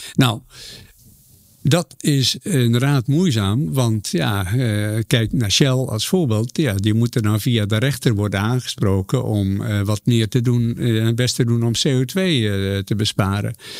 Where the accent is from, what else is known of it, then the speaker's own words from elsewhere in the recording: Zeeland, Netherlands; moved away; waar ik vandaan kom, een klein dorpje in Zeeland